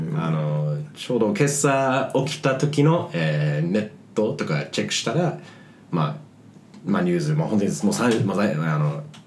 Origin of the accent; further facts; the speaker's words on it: United States; now in Japan; でもまあ日本には住んではいるもののアメリカ人って俺まだあの、まあ帰化するつもりはないし